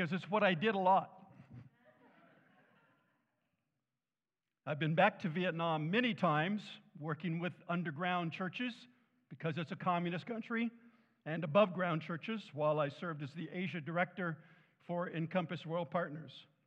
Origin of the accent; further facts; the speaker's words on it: Southern California, United States; I was born and raised in the South, Southern California.